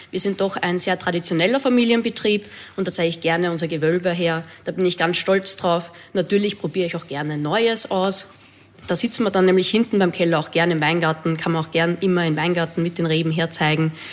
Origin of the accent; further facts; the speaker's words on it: Niederrußbach, Lower Austria, Austria; ich komme aus Niederrusbach, das ist die größte Weinbaugemeinde in Bezirk Neuburg.